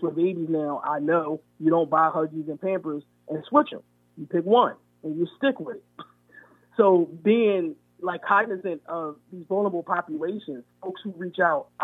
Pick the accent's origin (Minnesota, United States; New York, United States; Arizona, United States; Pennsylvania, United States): Pennsylvania, United States; Philadelphia; I was from Mount Airy